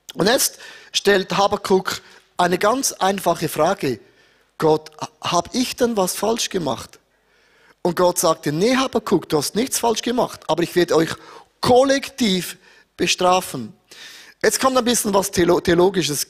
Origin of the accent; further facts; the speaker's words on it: Switzerland; bei uns in der Schweiz